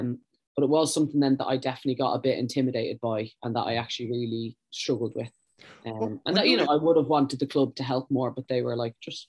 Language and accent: English; Ireland; moved away as an adult; also born or lived in Sweden